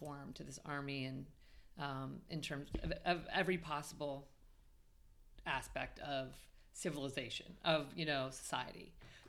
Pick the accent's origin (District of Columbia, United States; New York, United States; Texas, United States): District of Columbia, United States; Washington; I grew up in D.C., I grew up in D.C.